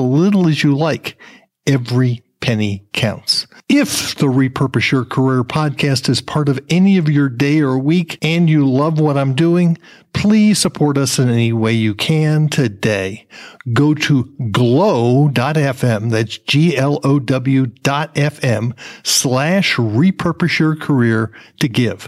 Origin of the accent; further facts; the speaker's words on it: New Jersey, United States; moved away; I'm from New Jersey originally